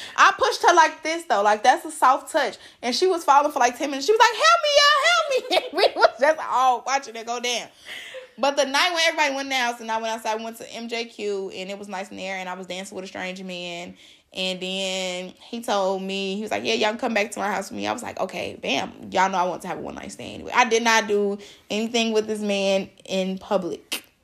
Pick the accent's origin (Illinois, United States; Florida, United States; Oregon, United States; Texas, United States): Illinois, United States; Chicago; I'm from Chicago